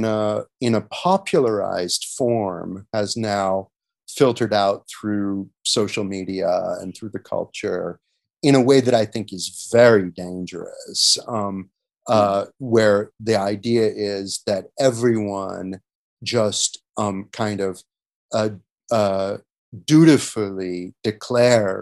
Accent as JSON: {"language": "English", "country": "United States", "also_born_or_lived": "Europe", "moved": "as an adult", "said": "assessing my home country differently in a way that I don't think I would have got to do if I'd spent my entire life in the United States"}